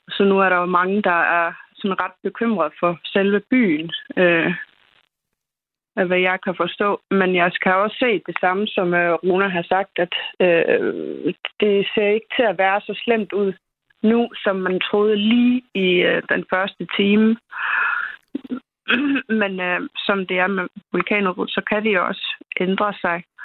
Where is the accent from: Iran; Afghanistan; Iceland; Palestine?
Iceland; Reykjanes peninsula, Southern Peninsula; now in Denmark; jeg kommer selv ikke fra Rindervik, men jeg kommer fra det område, altså Reykjanes øh, halvøen.